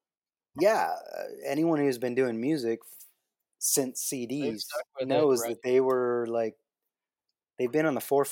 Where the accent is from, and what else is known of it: Ingersoll, Ontario, Canada; born or raised there; moved away as an adult; also born or lived in Austin, Texas